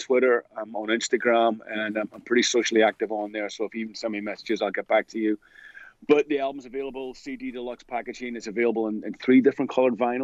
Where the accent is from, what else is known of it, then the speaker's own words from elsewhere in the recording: Belfast, Northern Ireland, United Kingdom; I'm originally from Belfast in Northern Ireland